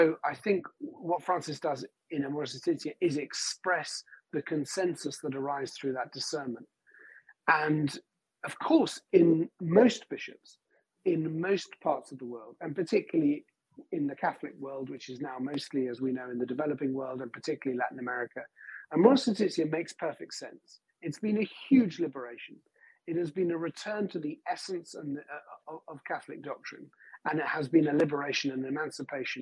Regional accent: England, United Kingdom; I'm speaking here as an Englishman

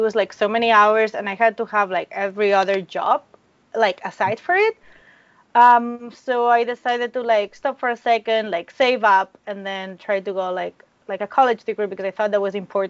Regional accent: Spain; moved away as an adult; now in United States; So I'm from Spain.

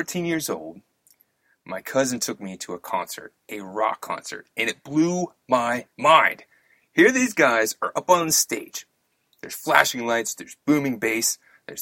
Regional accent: Louisville, Kentucky, United States; when I was raised in Louisville, Kentucky

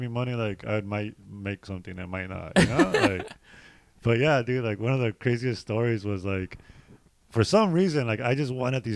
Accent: Los Angeles, California, United States; also born or lived in Fontana, California; City Terrace

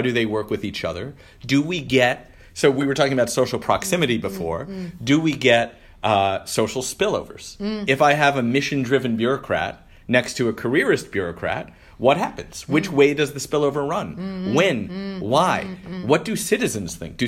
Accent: Detroit, Michigan, United States; moved away; my hometown of Detroit

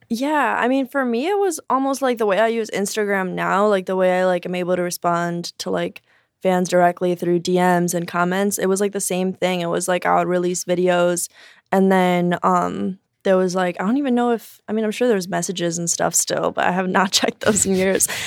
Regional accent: Chicago, Illinois, United States; also born or lived in Joliet, Illinois / Durango, Mexico; I grew up in Chicago, but I moved to Joliet for high school

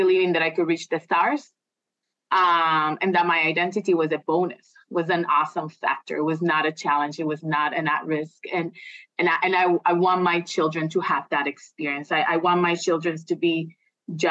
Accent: Puerto Rico; moved away as an adult; I'm originally from Puerto Rico. So I came here when I was 21 to do my graduate degree.

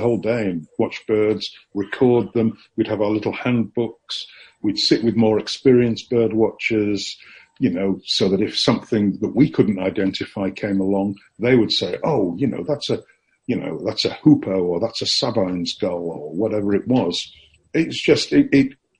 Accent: Yorkshire and the Humber, United Kingdom; moved away; I'm from Yorkshire

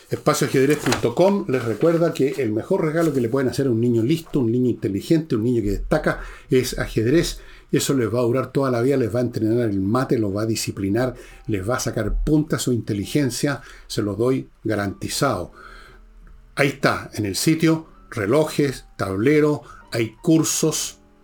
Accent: Chile

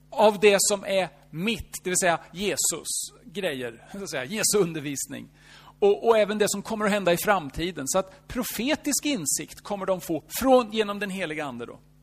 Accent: Norrköping, Östergötland, Sweden; Fast jag är ingen stockholmare. Jag är född i Norrköping

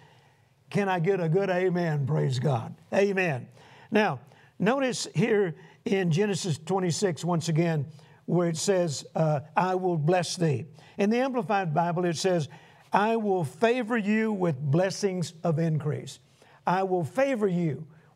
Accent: United States; being an American

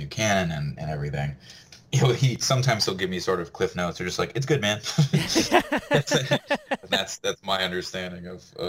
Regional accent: Orlando, Florida, United States; born or raised there; also born or lived in Fort Myers, Florida

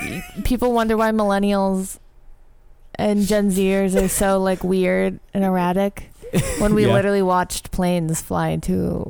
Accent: Boston, Massachusetts, United States; I'm from Boston

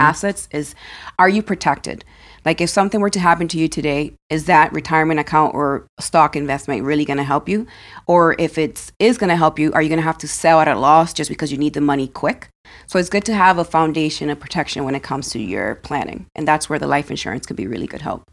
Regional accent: Dominican Republic; now in United States; I was born in Dominican Republic

